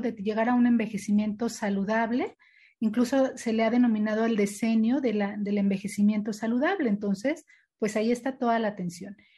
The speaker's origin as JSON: {"language": "Spanish", "country": "Mexico", "said": "como mexicanos nos hemos adaptado"}